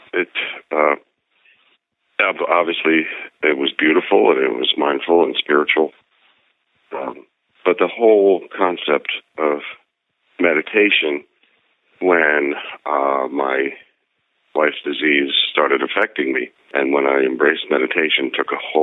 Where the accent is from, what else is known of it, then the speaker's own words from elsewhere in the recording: then the Midwest, Pennsylvania, United States; moved away; growing up in Pennsylvania, then the Midwest